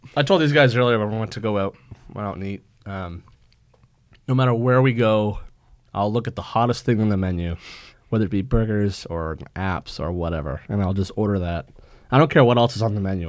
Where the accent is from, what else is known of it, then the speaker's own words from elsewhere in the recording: Maine, United States; moved away; I'm from Maine